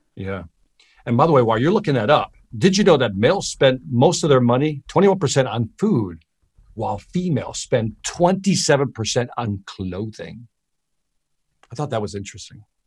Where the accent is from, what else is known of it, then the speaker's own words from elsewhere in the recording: Chicago, Illinois, United States; moved away; also born or lived in Miami; I'm from Chicago. I'm from the hood. I'm from the inner city.